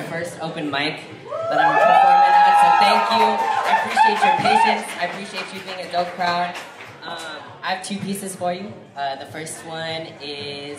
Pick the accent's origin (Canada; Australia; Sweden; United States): United States; first language Tagalog; English is a second language; my American-born citizenship